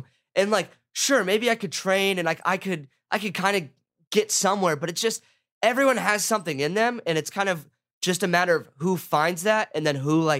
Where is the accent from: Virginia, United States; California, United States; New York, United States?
California, United States; Laguna Beach; I went to Laguna Beach High School. I grew up in Laguna